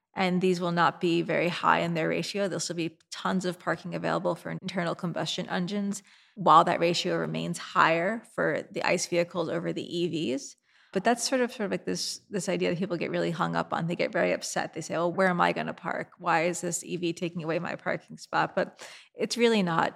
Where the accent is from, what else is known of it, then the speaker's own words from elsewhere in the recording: New York City, New York, United States; my hometown of New York City